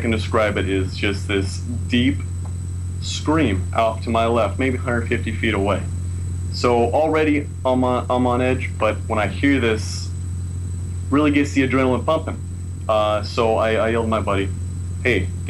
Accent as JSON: {"language": "English", "town": "San Diego", "region": "California", "country": "United States", "said": "San Diego, California."}